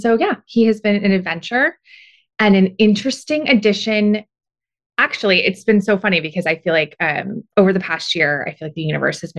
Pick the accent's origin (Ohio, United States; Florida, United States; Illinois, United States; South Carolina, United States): South Carolina, United States; Beaufort; moved away as an adult; also born or lived in Laguna Beach, California / New York City; now in California, United States; So I actually grew up in a very small town about an hour south of Charleston called Beaufort.